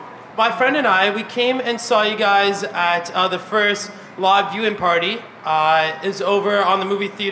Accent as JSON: {"language": "English", "town": "London", "region": "Ontario", "country": "Canada", "moved": "as an adult", "lives_now": "Toronto, Canada", "said": "I'm from London, Ontario originally"}